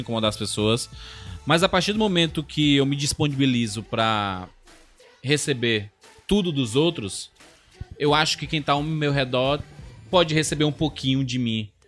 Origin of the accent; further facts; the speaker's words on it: Northeast Region, Brazil; eu sou nordestino também